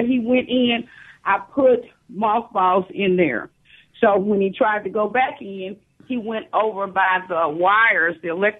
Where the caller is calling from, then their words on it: Fayette, Mississippi, United States; Fayette, Mississippi.